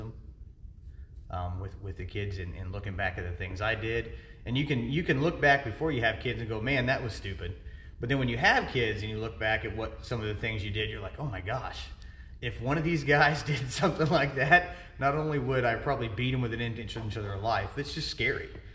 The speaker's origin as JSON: {"language": "English", "region": "Ohio", "country": "United States", "tie": "born or raised there", "also_born_or_lived": "Fort Benning, Georgia / Fort Hood, Texas / Baumholder, Germany", "moved": "as an adult", "said": "I'm originally from Ohio, born and raised"}